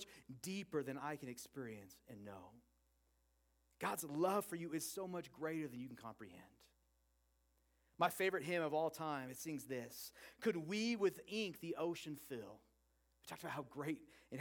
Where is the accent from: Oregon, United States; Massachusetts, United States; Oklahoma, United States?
Oregon, United States; I grew up in Oregon